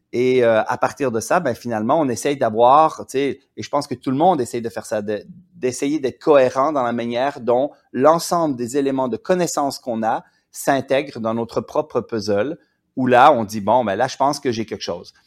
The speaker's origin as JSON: {"language": "French", "region": "Quebec", "country": "Canada", "said": "je viens du Québec. Et au Québec, on a beaucoup moins la hiérarchie"}